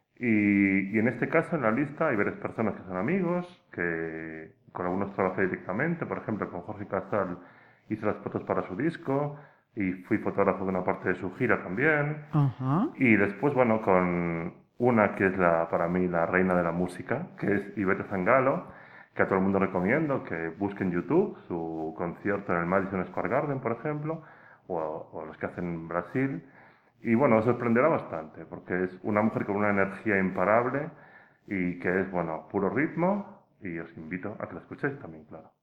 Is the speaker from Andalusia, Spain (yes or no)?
no; Pontevedra, Galicia, Spain; soy de Pontevedra